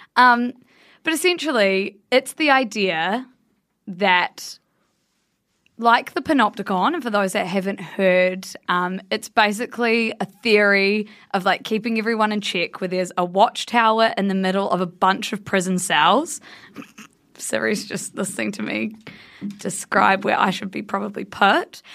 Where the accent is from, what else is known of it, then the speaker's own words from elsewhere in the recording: Blenheim, Marlborough, New Zealand; my hometown, Blenheim, which is a very small place in the South Island of New Zealand